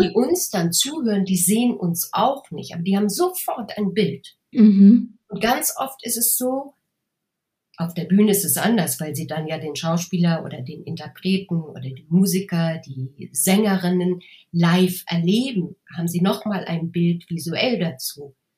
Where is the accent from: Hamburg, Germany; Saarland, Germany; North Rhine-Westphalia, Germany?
Hamburg, Germany; accent: Hamburg; moved away as an adult; also born or lived in Munich; als Hamburgerin, ich habe auch damals ganz stark gehamburgert